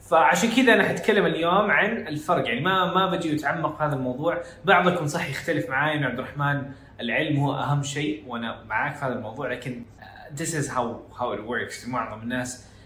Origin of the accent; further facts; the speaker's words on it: Saudi Arabia; إحنا عندنا في السعودية. آه، الجداوي والوكاوي و-, آه، والجنوب